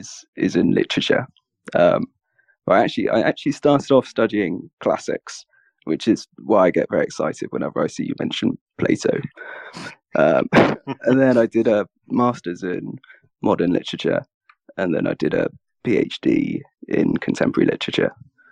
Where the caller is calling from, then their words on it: London, United Kingdom; I'm calling from London in the UK.